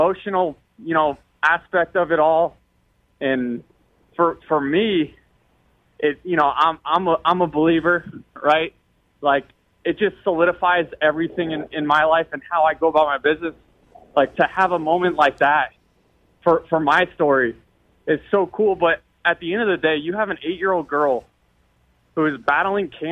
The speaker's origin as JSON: {"language": "English", "town": "St. Petersburg", "region": "Florida", "country": "United States", "tie": "born or raised there", "said": "I'm from St. Pete, that is my community"}